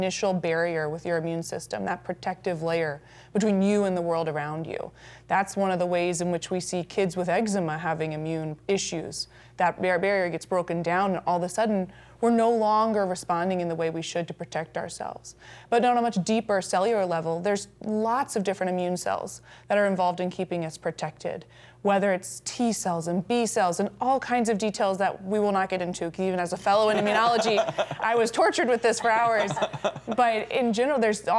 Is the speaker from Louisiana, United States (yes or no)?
yes; New Orleans, Louisiana, United States; moved away as an adult; now in Rapid City, United States; I'm actually from New Orleans, Louisiana, originally.